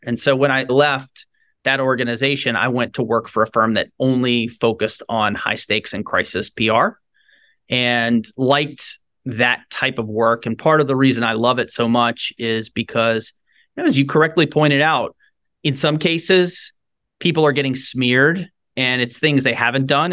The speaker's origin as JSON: {"language": "English", "town": "Shreveport", "region": "Louisiana", "country": "United States", "tie": "born or raised there", "said": "I grew up in Shreveport, Louisiana, Northwest Louisiana"}